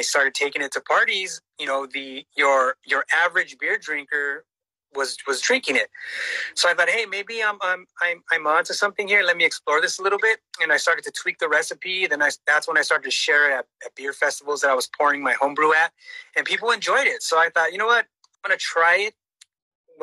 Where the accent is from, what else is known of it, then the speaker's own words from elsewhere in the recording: Los Angeles, California, United States; moved away as an adult; now in Norwalk, United States; That's where I grew up